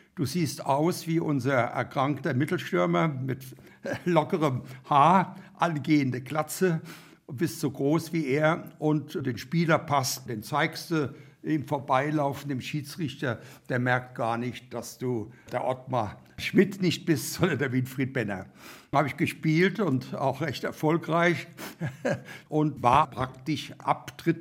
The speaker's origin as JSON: {"language": "German", "town": "Boppard", "region": "Rhineland-Palatinate", "country": "Germany", "moved": "as an adult", "lives_now": "Hammelburg, Germany", "said": "Ich komme aus Boppard am Rhein"}